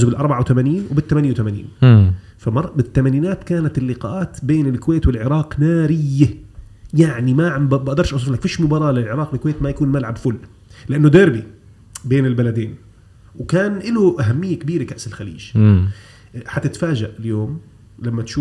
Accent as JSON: {"language": "Arabic", "country": "Jordan", "tie": "born or raised there", "also_born_or_lived": "Kuwait", "said": "انا كنت مولود في الكويت انتقلت الى الاردن عمري سبع سنوات او ثمان سنوات لكن مرحلتي الطفوله المبكره"}